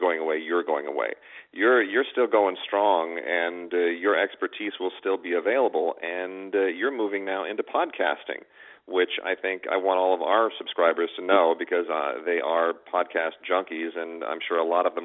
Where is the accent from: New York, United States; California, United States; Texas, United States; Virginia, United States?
California, United States; Los Angeles; growing up in Los Angeles